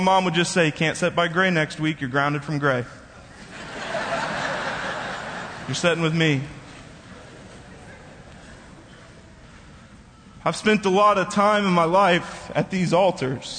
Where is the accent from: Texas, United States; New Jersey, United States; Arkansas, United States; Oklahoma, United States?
Oklahoma, United States; Bethany; I grew up in this church. I was going to this church since before I was even born.